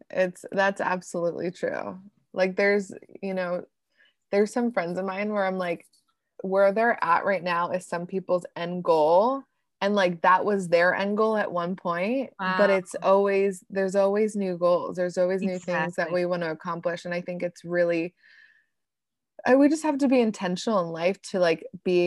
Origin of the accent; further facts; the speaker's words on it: Pennsylvania, United States; So like, for example, I grew up in Pennsylvania.